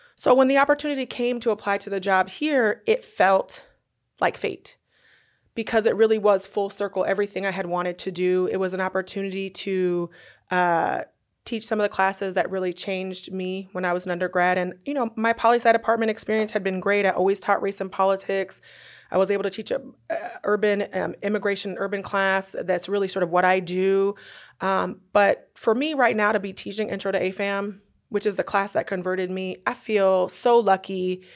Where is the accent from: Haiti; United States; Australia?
United States; Northern California; moved away as an adult; also born or lived in Durham, North Carolina; now in Oklahoma City, United States; I'm from Northern California